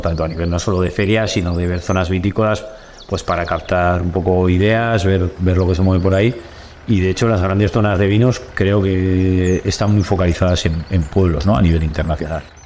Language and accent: Spanish; Olite, Navarre, Spain; siempre he vivido en Olite